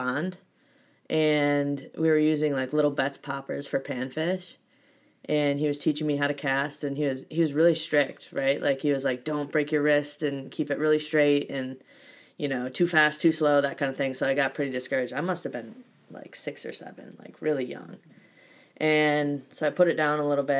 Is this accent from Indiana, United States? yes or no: no; Berlin, Wisconsin, United States; now in Maine, United States; I was born in Berlin, Wisconsin, with my mom and my dad, my older sister, on a ranch.